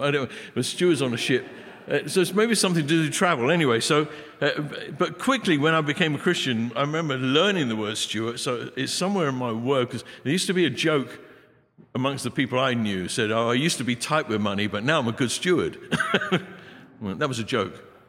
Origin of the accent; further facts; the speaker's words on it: England, United Kingdom; I'm an Englishman, got bad accent